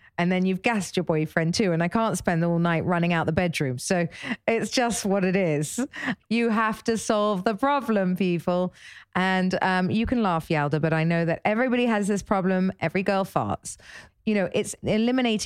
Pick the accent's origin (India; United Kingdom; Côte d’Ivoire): United Kingdom; England; I'm English